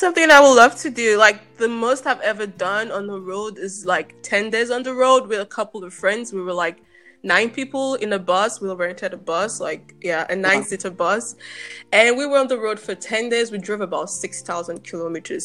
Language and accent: English; Nigeria; moved away as an adult; now in Germany; I'm Nigerian. I grew up in Nigeria.